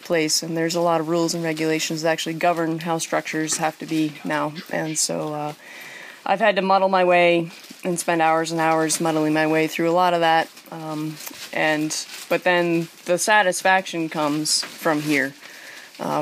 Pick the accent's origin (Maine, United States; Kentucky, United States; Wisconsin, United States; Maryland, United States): Maine, United States; Readfield; I'm from Reedfield, Maine.